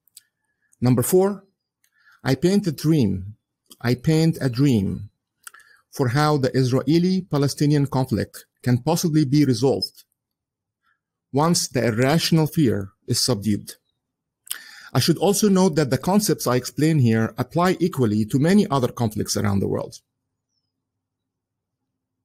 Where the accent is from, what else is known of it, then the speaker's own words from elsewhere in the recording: Egypt; English is a second language; moved away as an adult; also born or lived in United Kingdom / Southampton; now in United States; In 1975, we moved back to Egypt, where I lived until 1995. And that's when I moved to the United States